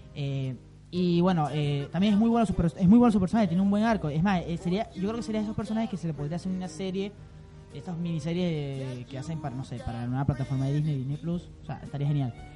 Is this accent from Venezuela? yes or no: yes; Venezuela; Yo soy venezolano, no tengo nada que ver con Argentina